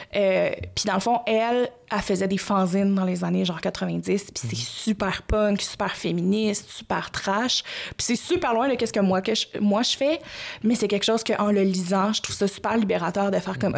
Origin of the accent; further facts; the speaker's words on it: Gatineau, Quebec, Canada; je viens de Gatineau